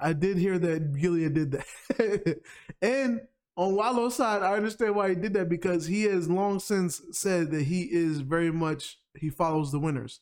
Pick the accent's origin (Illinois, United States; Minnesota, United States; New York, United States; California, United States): New York, United States; as a New Yorker